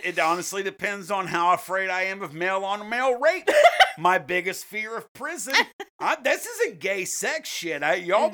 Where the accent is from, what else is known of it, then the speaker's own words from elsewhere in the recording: United States; I'm an American